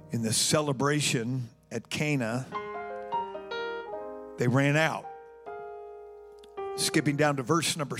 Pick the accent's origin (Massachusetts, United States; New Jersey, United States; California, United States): California, United States; moved away as an adult; I was born and raised in California, and my first winter here